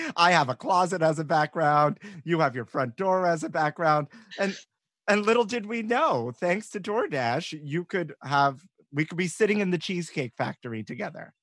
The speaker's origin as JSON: {"language": "English", "town": "New York City", "region": "New York", "country": "United States", "tie": "born or raised there", "said": "growing up in New York."}